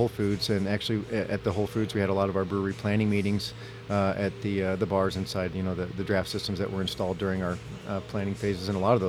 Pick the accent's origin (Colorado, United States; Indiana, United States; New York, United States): Colorado, United States; Fort Collins; moved away as an adult; now in Arizona, United States; I'm from Fort Collins, Colorado.